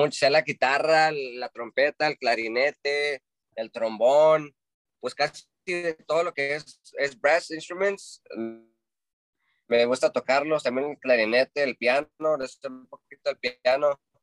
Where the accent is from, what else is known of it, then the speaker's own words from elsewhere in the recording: Santa Cruz, California, United States; Yo soy de Santa Cruz, California